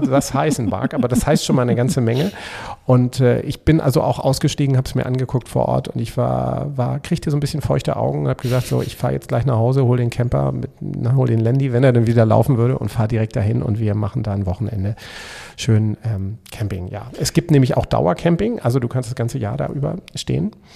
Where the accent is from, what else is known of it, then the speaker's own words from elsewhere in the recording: Schleswig-Holstein, Germany; Und ich als, äh, Schleswig-Holsteiner